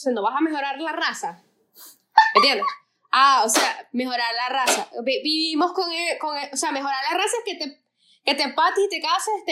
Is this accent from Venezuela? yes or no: yes; Venezuela